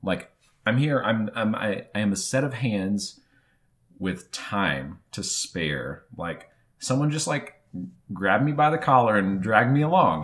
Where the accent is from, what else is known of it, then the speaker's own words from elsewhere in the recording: Marion, Arkansas, United States; moved away as an adult; also born or lived in Jackson, Tennessee; now in Northwest Arkansas, United States; I grew up in Northeast Arkansas, in the town of Marion